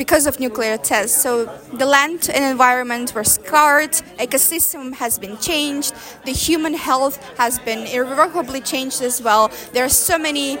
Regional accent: Kazakhstan; I'm from Kazakhstan

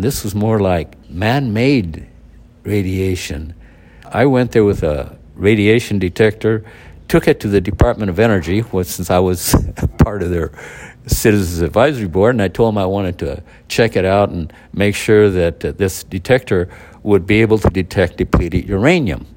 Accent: United States; I'm an American

